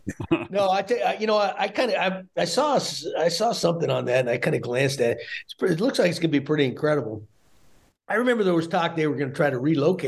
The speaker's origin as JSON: {"language": "English", "town": "Great Falls", "region": "Montana", "country": "United States", "tie": "born there", "said": "I was born in Great Falls, Montana. They had a military base out there, so that I may be going back to my roots."}